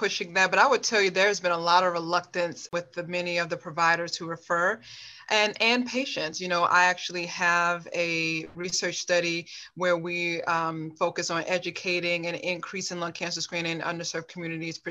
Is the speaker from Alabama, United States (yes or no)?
yes; Montgomery, Alabama, United States; also born or lived in Bronx, New York; What I consider home is Montgomery and not New York. I am not a New Yorker. I'm a Southern woman through and through